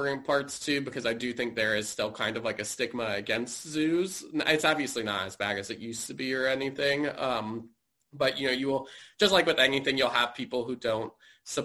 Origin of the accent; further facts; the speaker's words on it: Fairfax, Virginia, United States; I grew up in Fairfax. So I grew up, you know, going to the National Zoo.